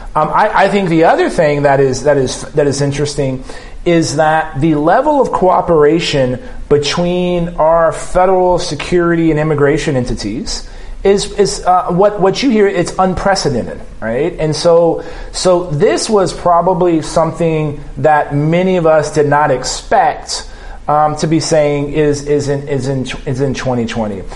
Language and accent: English; South Texas, United States; living and growing up in South Texas and crisscrossing the border